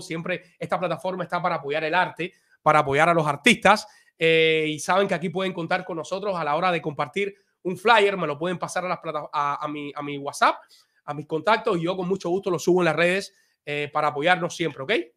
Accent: Havana, La Habana, Cuba; now in United States; Yo soy de Arroyo Naranjo, de allá de, La Habana, de un barrio que se llama La Guinera

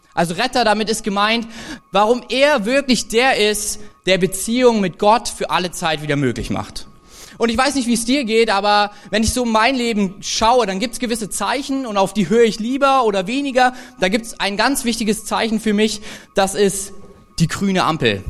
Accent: Thuringia, Germany; für uns als, als Thüringer

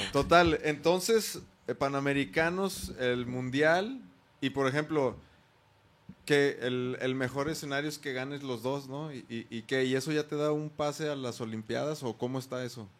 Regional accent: Mexico; sí somos mexicanos

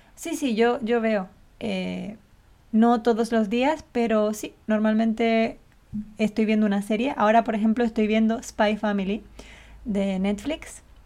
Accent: Canary Islands, Spain; accent: canario; como canaria

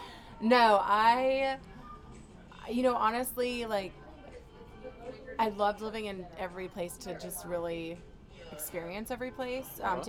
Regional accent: Tallahassee, Florida, United States; moved away as an adult; also born or lived in Washington, D.C. / New York / Los Angeles / Delray Beach; now in Orlando, United States; I was born in Tallahassee, so I grew up in Tallahassee, Florida.

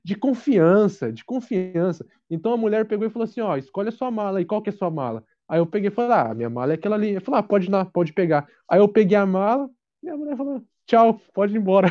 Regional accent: Brazil; moved away as an adult; also born or lived in Croatia; now in France; como nós somos brasileiros

